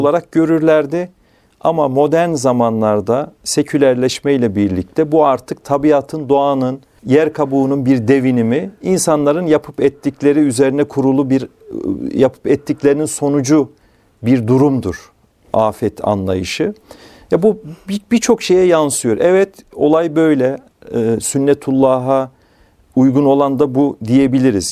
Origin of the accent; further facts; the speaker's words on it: Kayseri Province, Turkey; moved away; Kayseri'de doğduğum, çocukluğumun geçtiği köyde